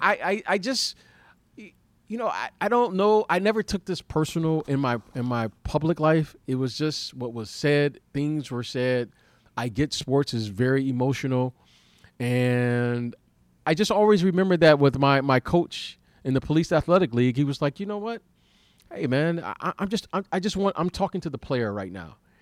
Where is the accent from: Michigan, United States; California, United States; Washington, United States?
Michigan, United States; Detroit; growing up in Detroit